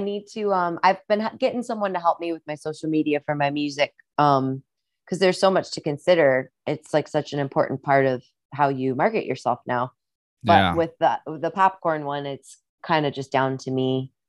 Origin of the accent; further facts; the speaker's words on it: Midwest, United States; accent: Midwestern; And with like my Midwestern accent too